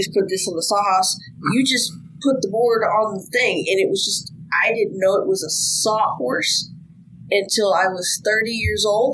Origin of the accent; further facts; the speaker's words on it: Texas, United States; also born or lived in Louisiana; I'm from here, Texas, but my family is from Louisiana. That's where I would spend my summers